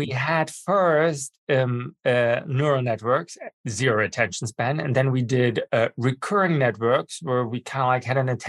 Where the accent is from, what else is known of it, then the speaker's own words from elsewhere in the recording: Germany; English is a second language; I was born and brought up in Germany. I have a master's degree from the Technical University of Berlin, and I speak fluent